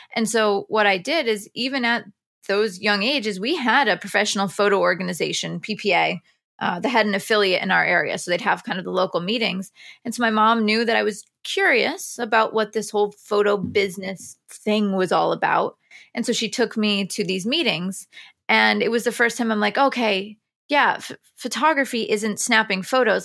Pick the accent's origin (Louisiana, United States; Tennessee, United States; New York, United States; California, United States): New York, United States; near Binghamton, upstate; born or raised there; moved away as an adult; now in New York City, United States